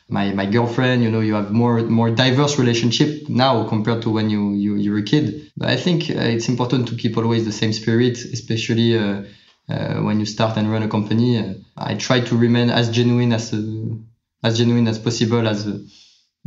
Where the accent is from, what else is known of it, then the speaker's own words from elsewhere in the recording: Paris, Île-de-France, France; So I was born and I grew up in Paris, in France.